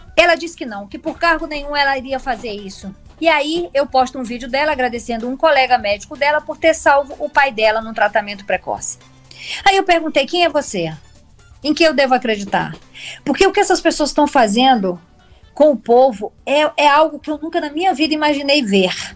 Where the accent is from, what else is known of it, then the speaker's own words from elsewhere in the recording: Northeast Region, Brazil; eu sou nordestina